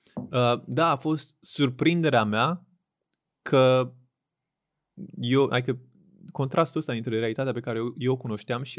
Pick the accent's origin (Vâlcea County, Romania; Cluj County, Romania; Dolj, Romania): Dolj, Romania; Craiova; moved away as an adult; also born or lived in Bucharest; născut uh-huh. în Craiova, în uh-huh. 93. Um, am copilărit în Craiova până la 18 ani când am venit la facultate la București